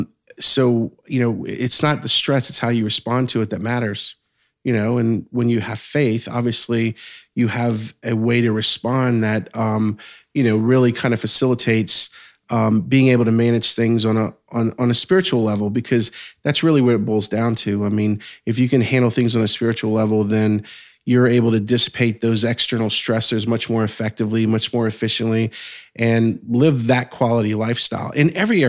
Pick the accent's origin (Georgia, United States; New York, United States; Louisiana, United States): Louisiana, United States; South Louisiana. So 60 miles southwest of New Orleans.